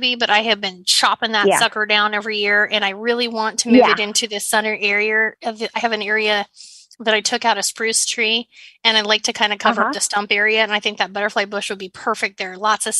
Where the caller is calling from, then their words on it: Washington, United States; I'm actually right outside of Seattle, Washington.